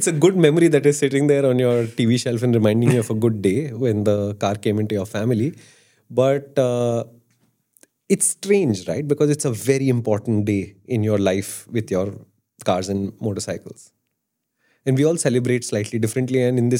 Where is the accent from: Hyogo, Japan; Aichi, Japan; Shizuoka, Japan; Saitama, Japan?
Shizuoka, Japan; Iwata; It doesn't mean me versus you because I come from Iwata and you come from somewhere else.